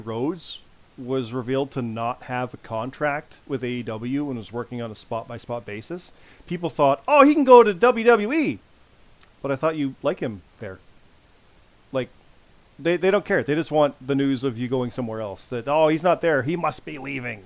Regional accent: Canada; I'm Canadian

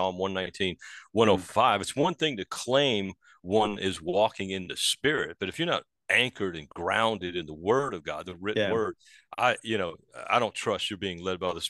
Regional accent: New Orleans, Louisiana, United States; moved away; that's where I grew up, in New Orleans.

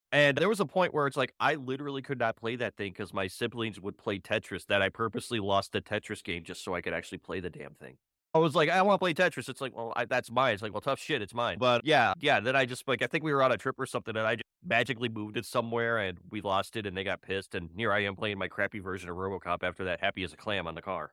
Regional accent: Cleveland, Ohio, United States; moved away as an adult; now in Houston, United States; I'm from Ohio, Cleveland, Ohio

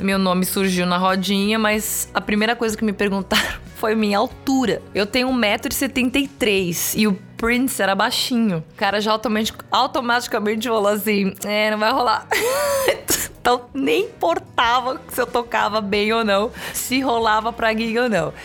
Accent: Brazil; moved away as an adult; now in Los Angeles, United States; eu sou brasileira

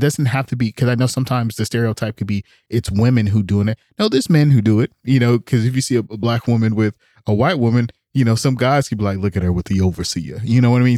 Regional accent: Oakland, California, United States; I grew up in Oakland

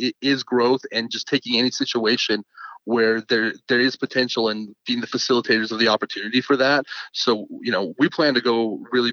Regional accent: Richfield, Utah, United States; also born or lived in Salt Lake City, Utah; I was born in Salt Lake City, and then when I was just about 6 years old, I moved to a small town that's in the dead center of the state called Richfield, Utah

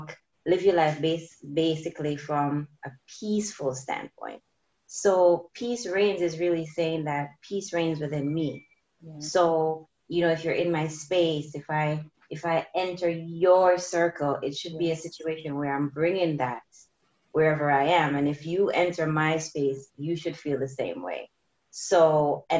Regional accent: Jamaica; growing up in Jamaica

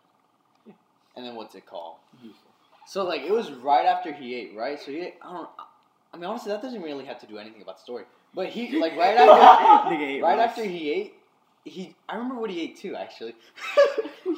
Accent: Florida, United States; we're Floridians

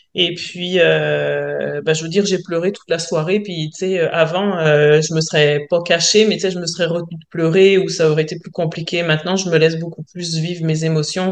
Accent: France; accent: French; moved away as an adult; now in Quebec, Canada; je suis française, j'imagine que les gens l'auront peut-être entendu à mon accent, mais euh, ça fait donc 22 ans que je vis en France.

